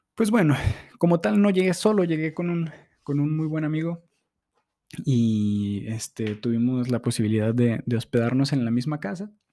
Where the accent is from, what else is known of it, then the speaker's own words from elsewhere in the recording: Durango, Mexico; moved away; vengo de Durango, una ciudad este, hermosa, plana